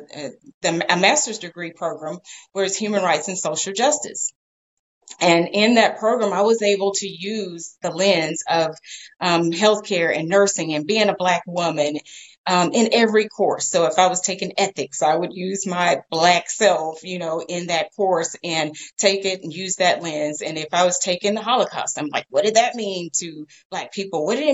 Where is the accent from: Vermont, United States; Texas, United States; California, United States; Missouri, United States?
Texas, United States; I'm from Texas